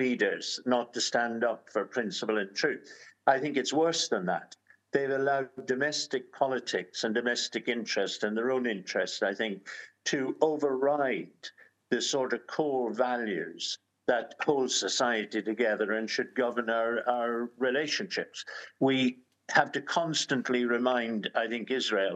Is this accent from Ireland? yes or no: yes; Ireland; As an Irishman